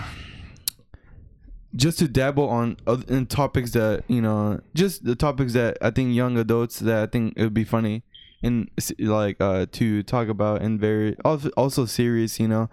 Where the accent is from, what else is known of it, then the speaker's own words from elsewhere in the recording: Texas, United States; we're both uh, Hispanics, but we, we're born and raised here